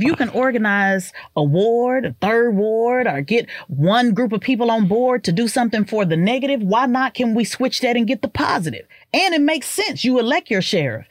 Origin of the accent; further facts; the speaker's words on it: Oklahoma City, Oklahoma, United States; moved away as an adult; also born or lived in Orlando / Dallas; I come from Midwest, which ran offense for the West Coast. So it was very much, you know, gang related. I grew up in a power neighborhood